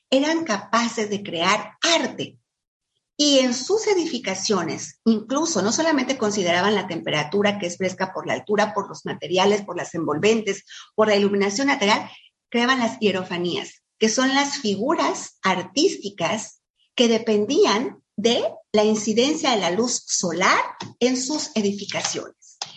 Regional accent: Mexico City, Mexico; Con los que vinimos de la Ciudad de México y de, lugares más, más fríos que aquí

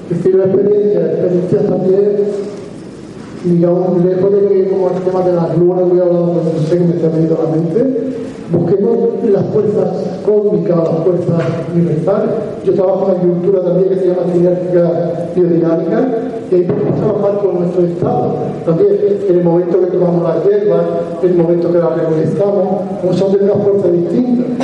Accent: Province of Málaga, Andalusia, Spain; yo vengo aquí de Málaga, soy de la provincia de Málaga, un pueblecito que está entre Adostainas, bueno, Adostainas, yo soy de Adostainas

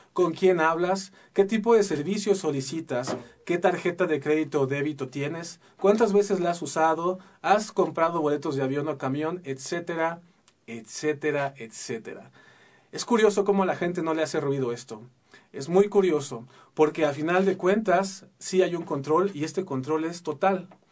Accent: Mexico City, Mexico; now in Querétaro, Mexico; yo soy chilango, nací en la Ciudad de México y recién desempacadito me vine para acá

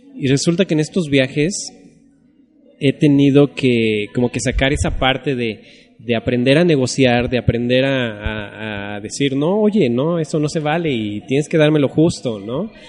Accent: Mexico; soy mexicano

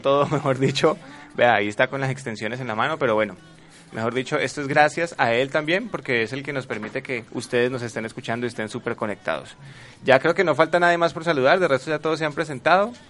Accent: Cali, Valle del Cauca, Colombia; accent: caleño; Nacido y criado en Cali, aunque no, no tengo ascendencia caleña, mis padres son, son tolimenses, paisas

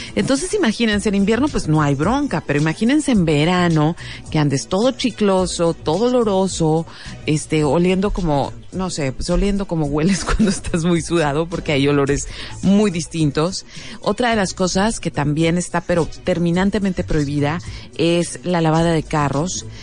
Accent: Mexico; me siento así como muy mexicana

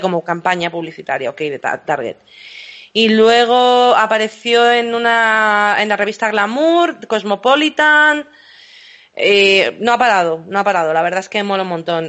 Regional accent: Madrid, Community of Madrid, Spain; also born or lived in London; soy también nacida en Inglaterra, criada en Madrid nací en Londres.

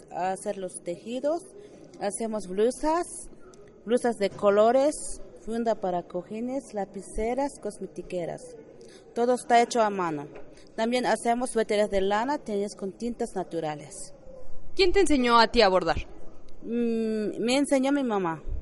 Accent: San Andrés Larráinzar, Chiapas, Mexico; yo vengo de San Andrés Larenzo, Chiapas.

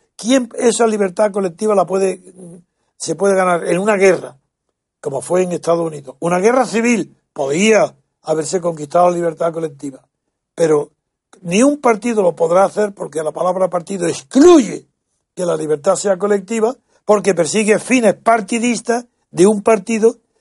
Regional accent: Andalusia, Spain; Yo soy andaluz

